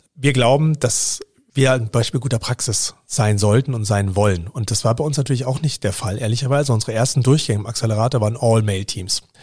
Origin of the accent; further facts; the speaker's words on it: Bavaria, Germany; moved away; ich komme aus Bayern ursprünglich